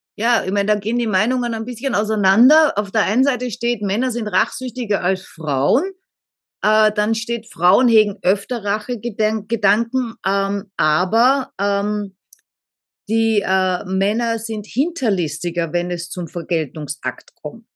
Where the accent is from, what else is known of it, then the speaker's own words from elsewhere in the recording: Austria; bei uns heißt Ohrfeige Fotze in Österreich